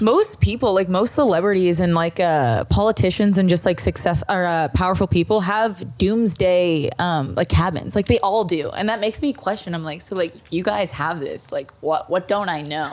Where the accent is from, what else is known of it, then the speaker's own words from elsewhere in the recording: Toronto, Ontario, Canada; moved away; I'm from Toronto